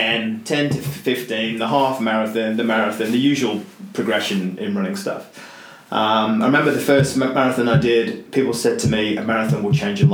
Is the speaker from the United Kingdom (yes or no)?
yes; England, United Kingdom; moved away as an adult; now in Australia; I'm English